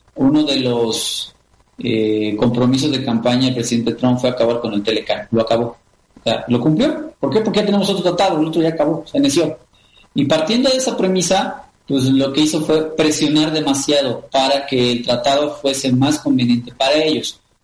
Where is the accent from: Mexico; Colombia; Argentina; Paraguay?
Mexico